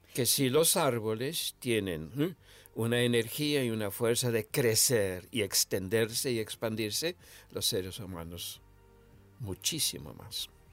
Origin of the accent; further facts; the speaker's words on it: Misiones, Argentina; moved away; yo nací en Misiones, Argentina, en el 1946. Me crié en una familia grande